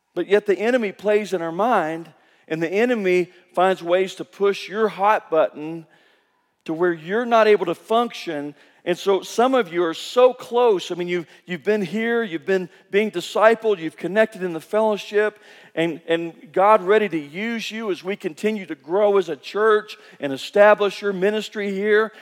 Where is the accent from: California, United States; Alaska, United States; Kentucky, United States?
Kentucky, United States; moved away as an adult; now in Guatemala; I grew up in Kentucky